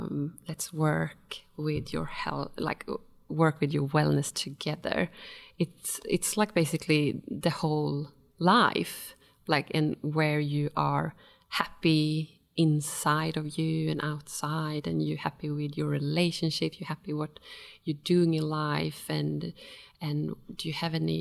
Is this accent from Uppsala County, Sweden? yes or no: no; Stockholm, Stockholm County, Sweden; now in Australia; And before I moved to Australia from Sweden, from Stockholm, I worked for a big Japanese company, and I worked as an environmental manager and quality manager.